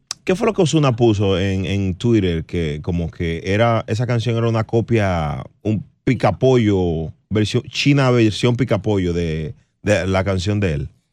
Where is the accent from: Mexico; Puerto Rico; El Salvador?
Puerto Rico; Yo soy boricua